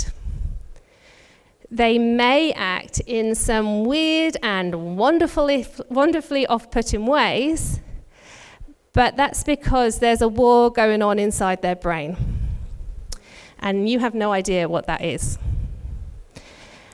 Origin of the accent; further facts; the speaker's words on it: United Kingdom; now in Australia; If you can tell from my accent, I'm not originally from Australia. Our families are both back in the UK.